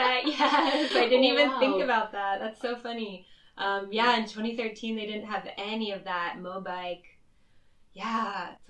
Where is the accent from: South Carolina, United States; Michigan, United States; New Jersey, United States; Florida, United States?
Florida, United States; Orlando; moved away as an adult; now in Shanghai, China; I'm 25 years old. I'm from Orlando, Florida in the United States. I first came to China in 2013 where I did a study abroad program.